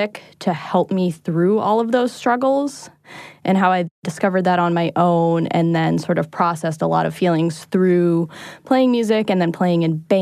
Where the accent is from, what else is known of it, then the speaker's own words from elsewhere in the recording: Boston, Massachusetts, United States; I'm from Boston